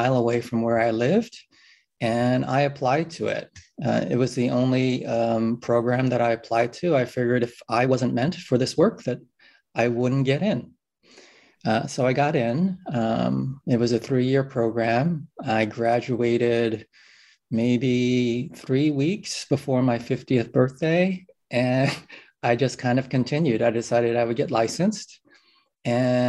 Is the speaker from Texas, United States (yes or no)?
no; New York City, New York, United States; I grew up in New York City